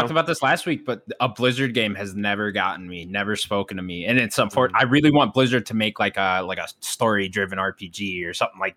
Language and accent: English; United States; I'm American